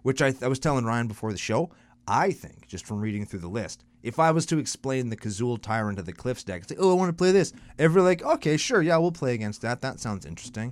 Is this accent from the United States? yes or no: no; Canada; I'm only Canadian